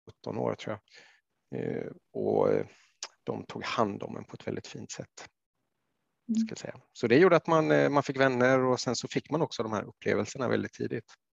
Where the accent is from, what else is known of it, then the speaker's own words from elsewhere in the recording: Jönköping, Jönköping County, Sweden; i Jönköping där jag växte upp